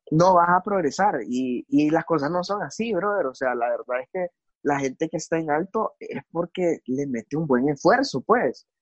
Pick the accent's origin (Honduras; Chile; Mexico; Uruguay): Honduras; yo siendo un hondureño, yo la verdad es que quiero mucho mi país